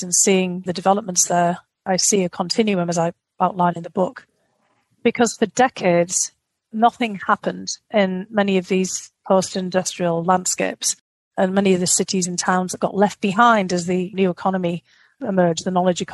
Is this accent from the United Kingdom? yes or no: yes; United Kingdom; being a Brit, I grew up on Charles Dickens